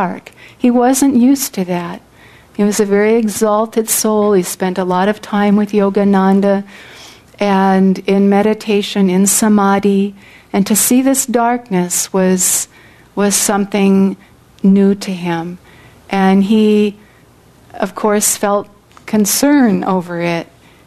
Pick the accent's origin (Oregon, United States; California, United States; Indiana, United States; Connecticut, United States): California, United States; I come from California, which I do in this incarnation on the material plane